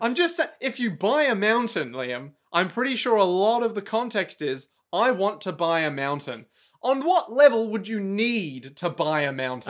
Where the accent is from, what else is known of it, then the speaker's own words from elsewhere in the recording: Australia; I'm from Australia